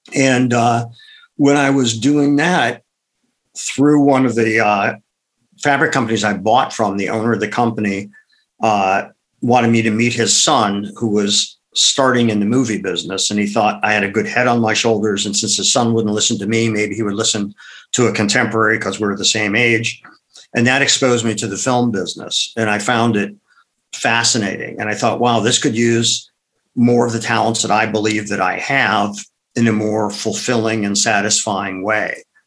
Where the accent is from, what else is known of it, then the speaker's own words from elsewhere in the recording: Akron, Ohio, United States; moved away; also born or lived in Madison, Wisconsin; I grew up in Akron, Ohio